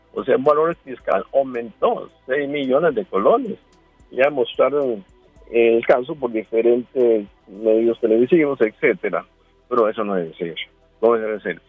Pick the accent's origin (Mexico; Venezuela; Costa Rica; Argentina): Costa Rica; Como costarricense